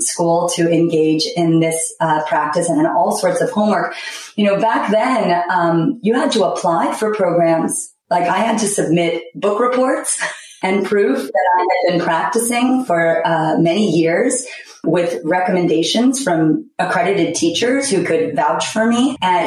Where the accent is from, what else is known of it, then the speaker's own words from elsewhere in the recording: New York City, New York, United States; I was raised in Manhattan, so it's a wonderful cultural melting pot.